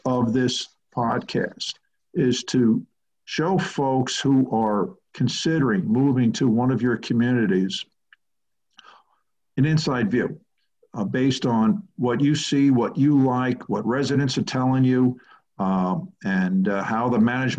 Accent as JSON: {"language": "English", "town": "Port Washington", "region": "New York", "country": "United States", "tie": "born or raised there", "said": "This is my hometown, my turf"}